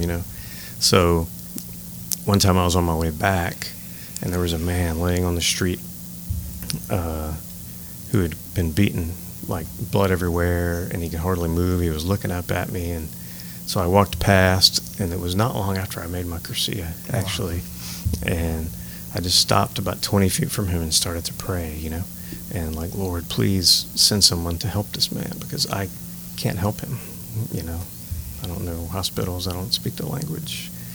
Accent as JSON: {"language": "English", "town": "Morgan City", "region": "Louisiana", "country": "United States", "tie": "born or raised there", "lives_now": "New Iberia, United States", "said": "I was born and raised in Morgan City, Louisiana"}